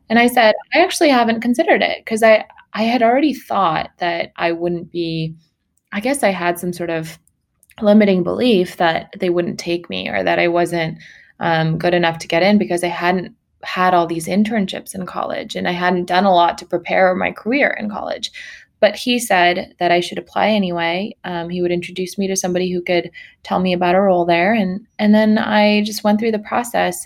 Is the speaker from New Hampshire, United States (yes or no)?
no; Sacramento, California, United States; also born or lived in Mongolia; now in Los Angeles, United States; I uh, was born in Mongolia. I grew up in Sacramento, California